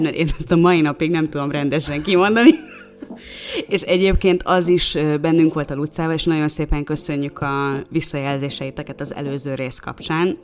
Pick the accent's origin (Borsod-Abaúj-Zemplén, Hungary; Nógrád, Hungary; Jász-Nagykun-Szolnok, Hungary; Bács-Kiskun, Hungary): Jász-Nagykun-Szolnok, Hungary; Szolnok; moved away as an adult; also born or lived in Budapest; én szolnoki vagyok